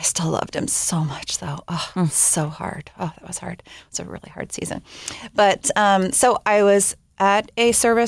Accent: Washington, United States; moved away as an adult; also born or lived in Southern California; I ended up randomly getting stuck back in my hometown, back up in Washington State

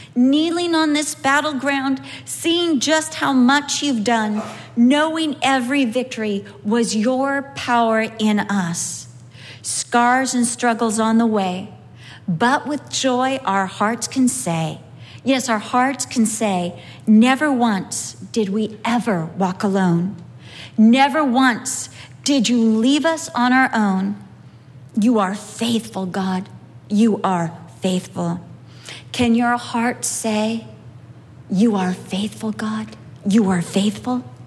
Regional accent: United States; I'm from America.

